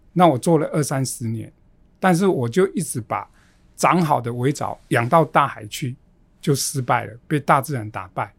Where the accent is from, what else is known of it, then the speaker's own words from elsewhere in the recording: Xiaoliuqiu, Pingtung County, Taiwan; moved away; 我的家乡是在小琉球